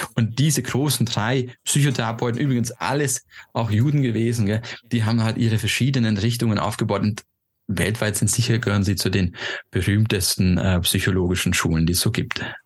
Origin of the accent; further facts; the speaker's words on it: Stuttgart, Baden-Württemberg, Germany; moved away as an adult; also born or lived in Austria / Switzerland; ich bin damals in Stuttgart aufgewachsen, habe in Österreich studiert, in der Schweiz dann sechs Jahre gearbeitet